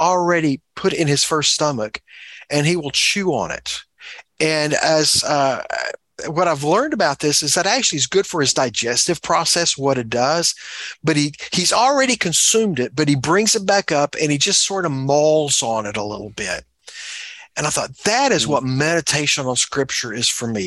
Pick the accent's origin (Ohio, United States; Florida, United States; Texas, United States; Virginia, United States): Texas, United States; As a Texan, I grew up around both oil wells and cows